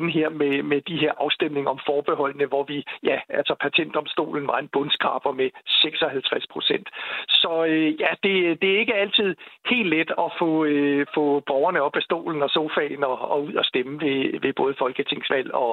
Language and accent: Danish; Denmark